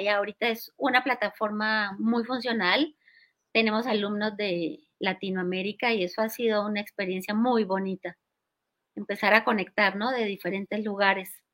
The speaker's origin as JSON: {"language": "Spanish", "town": "Cali", "region": "Valle del Cauca", "country": "Colombia", "tie": "born or raised there", "moved": "yes", "lives_now": "Mexico City, Mexico", "said": "Yo nací en Cali, Colombia, y ahí me crié. Y bueno, hace 40 años llegué aquí a Ciudad de México"}